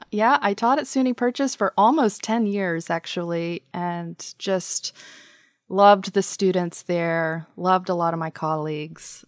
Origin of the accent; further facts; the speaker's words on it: Georgia, United States; moved away as an adult; now in Nashville, United States; I grew up in Georgia, uh, in a small military town.